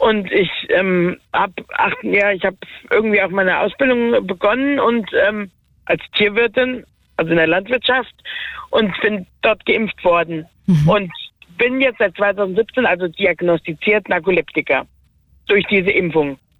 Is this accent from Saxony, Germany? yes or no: no; Werra-Meißner-Kreis, Hesse, Germany; also born or lived in Gießen district; ich bin ja im Werra-Meister-Kreis ähm, geboren und meine Adoptiveltern kommen aus dem Gießener Kreis